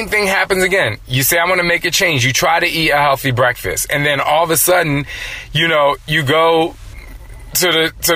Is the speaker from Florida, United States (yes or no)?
no; New Jersey, United States; I'm from Jersey, and so we had Strowman's and Wonder Bread